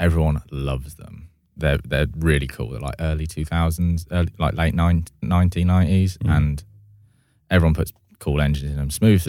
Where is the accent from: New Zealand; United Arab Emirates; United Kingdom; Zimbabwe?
United Kingdom; Oxford, South East England; because I'm from Oxford.